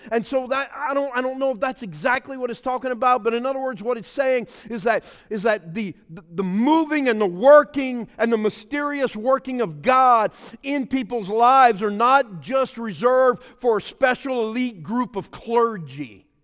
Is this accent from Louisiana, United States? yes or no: yes; Pointe-aux-Chênes, Louisiana, United States; I'm a Cajun boy from the Puente Sauces